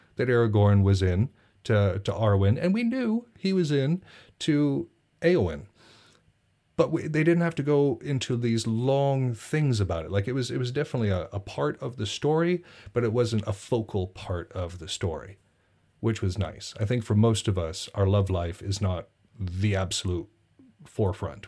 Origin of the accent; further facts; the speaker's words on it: Montana, United States; I'm from Montana